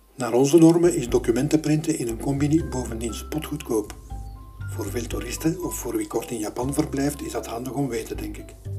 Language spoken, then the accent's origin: Dutch; Belgium; Als Belg